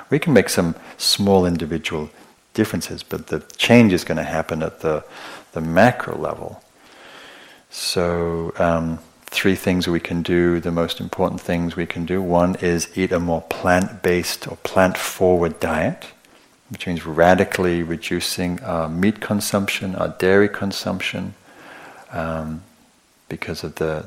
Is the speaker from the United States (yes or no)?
no; England, United Kingdom; I'm English